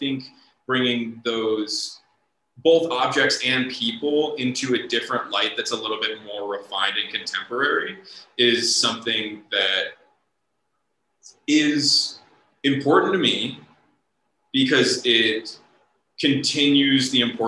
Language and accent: English; Midwest, United States; you know, growing up in the Midwest, like my uncle's favorite restaurant was Cracker Barrel.